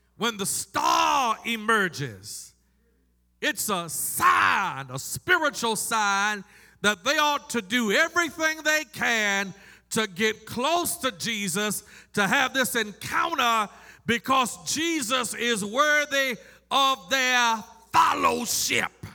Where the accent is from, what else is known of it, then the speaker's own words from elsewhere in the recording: Baltimore, Maryland, United States; I am from Baltimore, Maryland, and the Ravens are my team